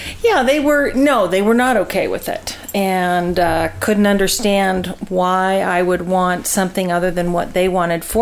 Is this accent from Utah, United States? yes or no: yes; Utah, United States; I was raised in Utah County, LDS parents, raised in the church